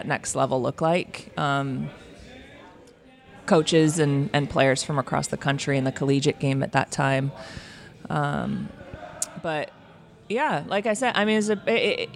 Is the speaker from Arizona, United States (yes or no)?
yes; Tucson, Arizona, United States; also born or lived in Washington State; I grew up in Tucson. I was born in Washington State. My parents divorced when I was seven, and mom, me, and my big brother all moved down to Tucson.